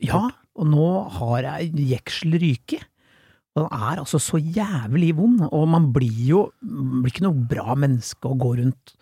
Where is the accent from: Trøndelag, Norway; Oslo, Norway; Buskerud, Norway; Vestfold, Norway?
Vestfold, Norway; Tønsberg; min hjemby